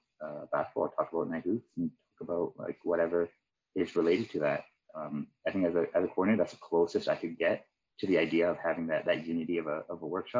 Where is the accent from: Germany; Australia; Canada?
Canada; Vancouver, British Columbia; I grew up in East Van. I grew up around Collingwood Renfrew area.